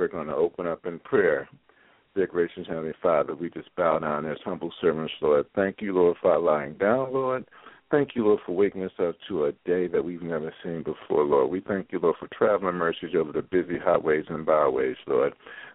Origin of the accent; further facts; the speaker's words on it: Philadelphia, Pennsylvania, United States; moved away; my hometown, the best city in the U.S. of A., Philadelphia, PA.